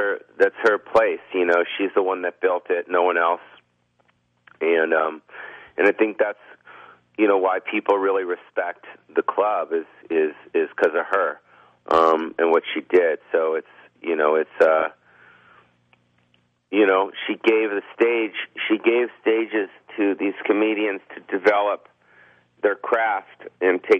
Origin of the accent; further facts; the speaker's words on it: Beverly Hills, California, United States; I was born and raised in California my whole life